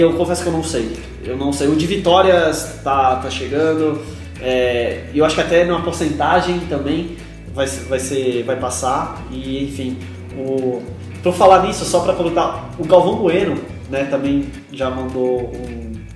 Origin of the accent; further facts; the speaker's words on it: Santos, São Paulo, Brazil; sou de Santos, eu torço pra Portuguesa Santista